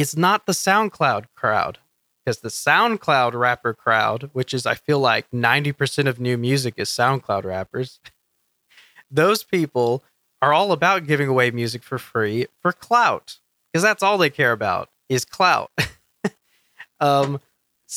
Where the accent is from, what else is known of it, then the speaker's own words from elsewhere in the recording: Texas, United States; we're from Texas, we're from Texas